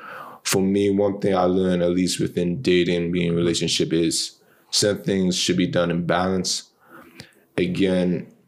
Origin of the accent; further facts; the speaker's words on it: New York City, New York, United States; born and raised in Brooklyn